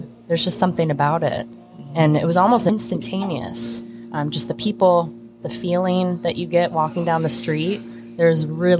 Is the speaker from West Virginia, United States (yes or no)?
no; Michigan, United States; now in Salem, United States; I'm originally from Michigan.